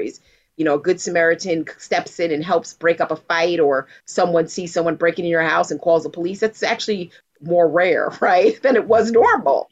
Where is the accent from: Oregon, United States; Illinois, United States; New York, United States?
New York, United States; I grew up in New York